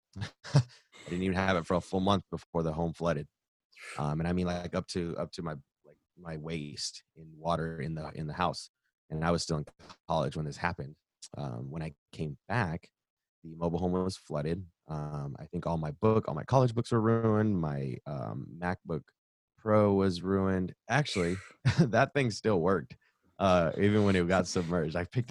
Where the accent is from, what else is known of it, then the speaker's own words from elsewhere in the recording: the South, United States; I'm born and raised in the South